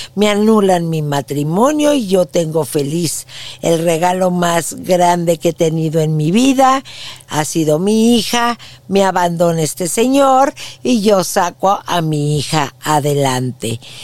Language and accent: Spanish; Mexico City, Mexico; moved away as an adult; now in San Antonio, United States; Yo nací en la Ciudad de México y fui una niña muy feliz